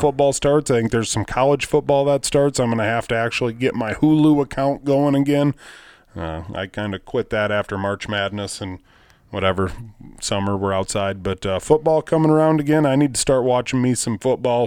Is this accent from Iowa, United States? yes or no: yes; Rock Rapids, Iowa, United States; I'm from Rock Rapids, Iowa." I said, "You know, far northwest